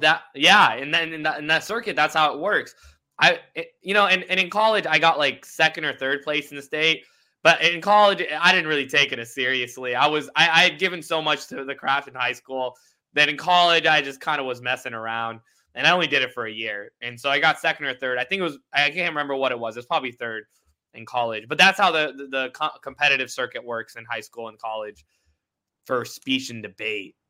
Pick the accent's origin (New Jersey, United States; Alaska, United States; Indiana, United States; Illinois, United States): Indiana, United States; Indianapolis; I was raised in Indianapolis